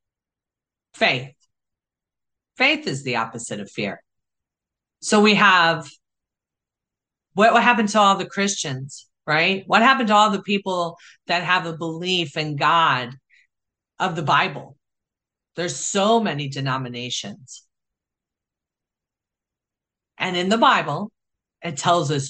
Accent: Chicago, Illinois, United States; I grew up in Chicago with street smarts

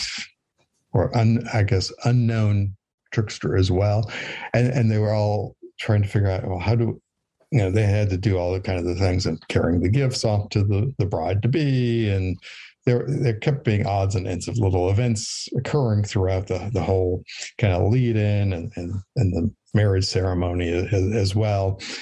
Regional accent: Western Wisconsin, United States; I grew up in Western Wisconsin, which is also part of cheese country as well.

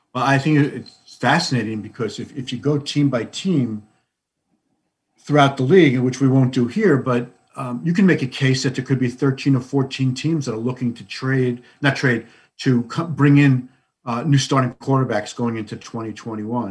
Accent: New York City, New York, United States; I grew up in Fresh Meadows, which is in Queens

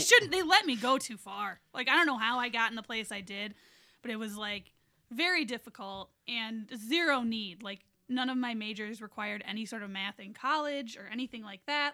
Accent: East Lansing, Michigan, United States; I grew up in East Lansing

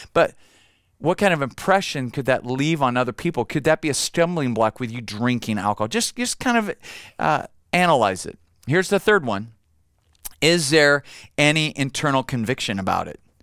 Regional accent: United States; I'm an American

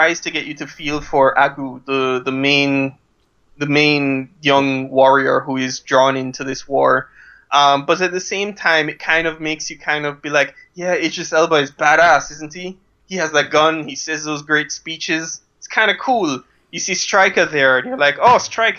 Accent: Jamaica; I am this weird thing called Jamaican

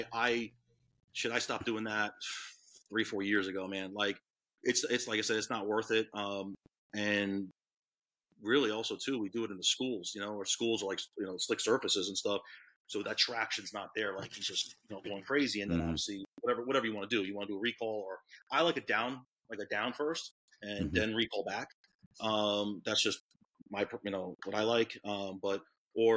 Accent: Orlando, Florida, United States; also born or lived in Long Island, New York; I grew up in Orlando.

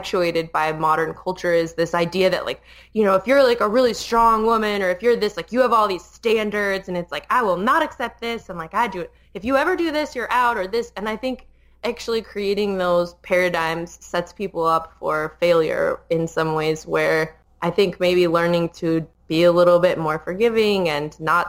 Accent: Colorado, United States; now in Las Vegas, United States; I grew up in Colorado

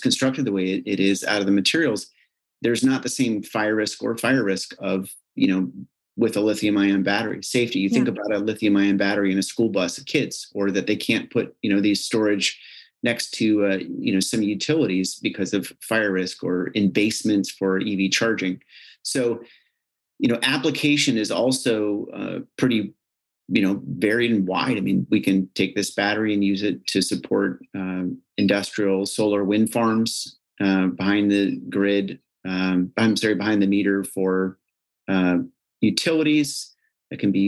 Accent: United States; I don't have a Ukrainian accent. I'm actually from the States

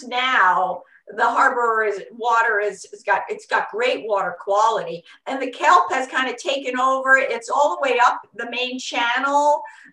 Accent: New Jersey, United States; moved away as an adult; now in California, United States; I grew up on New Jersey, you know, and in Jersey, you go to the shore

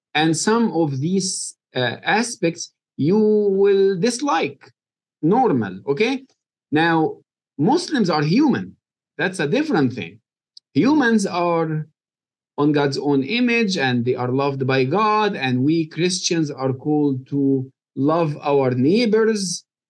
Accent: Egypt; moved away as an adult; now in Kentucky, United States; I was born and raised in Egypt

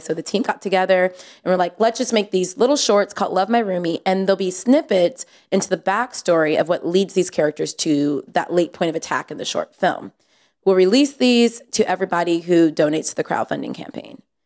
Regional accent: San Jose, California, United States; I'm from San Jose, from the Bay

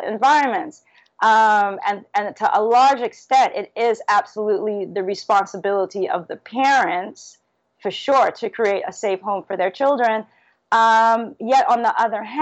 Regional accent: New York City, New York, United States; also born or lived in Trinidad; now in Trinidad and Tobago; growing up in Brooklyn

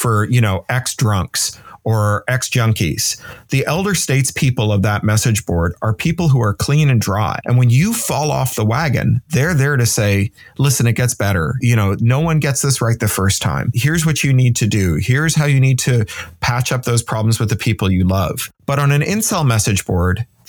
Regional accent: Canada; moved away; also born or lived in United Kingdom; as a Canadian who's then lived in the United Kingdom

